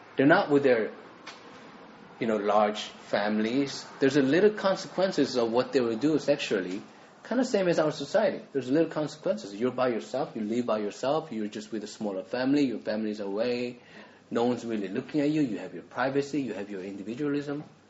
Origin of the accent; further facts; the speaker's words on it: South Korea; moved away; so I grew up in Korea